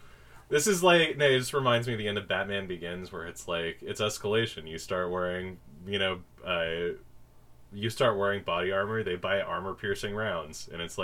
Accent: United States; I'm saying that as an American.

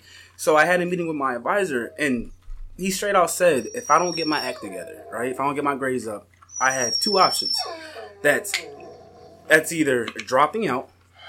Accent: Philadelphia, Pennsylvania, United States; now in Lancaster, United States

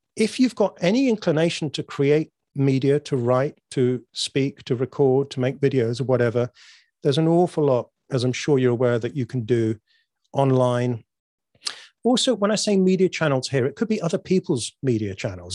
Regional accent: United Kingdom; I'm British.

